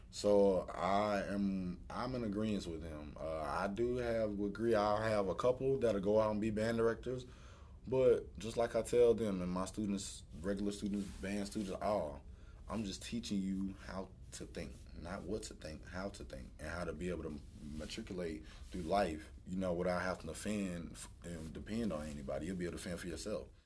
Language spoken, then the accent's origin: English; New York, United States; you know, it was a joke when I first got here, you know, I was a kid from New York.